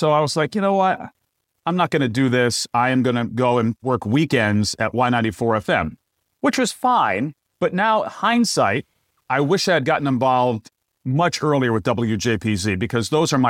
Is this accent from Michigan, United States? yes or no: no; Willimantic, Connecticut, United States; moved away as an adult; also born or lived in Syracuse, New York; I worked at WILI-FM in Willimantic, Connecticut, my hometown.